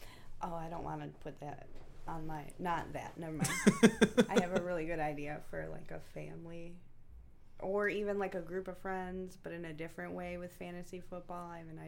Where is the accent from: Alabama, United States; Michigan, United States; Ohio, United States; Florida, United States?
Michigan, United States; Detroit; I'm a Lions fan because I'm from Detroit.